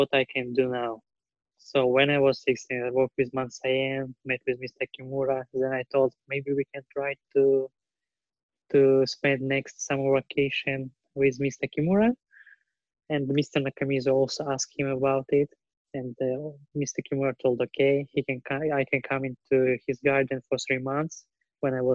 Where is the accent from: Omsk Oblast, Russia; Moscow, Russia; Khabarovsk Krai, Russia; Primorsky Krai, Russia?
Primorsky Krai, Russia; near Vladivostok; English is a second language; moved away as an adult; now in Japan; I'm directly from Vladivostok, not from Vladivostok, near from Vladivostok. It's a village, Garonki village